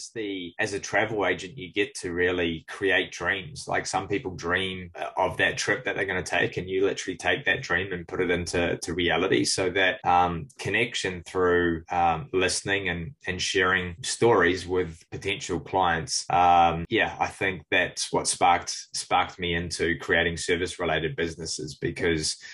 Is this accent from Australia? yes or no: no; Cook Islands; now in New Zealand; growing up in the Cook Islands